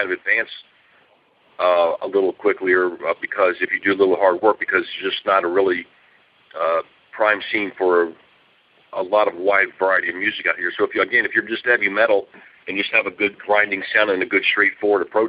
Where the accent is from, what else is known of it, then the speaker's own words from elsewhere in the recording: Atlanta, Georgia, United States; moved away as an adult; now in Los Angeles, United States; we're from Atlanta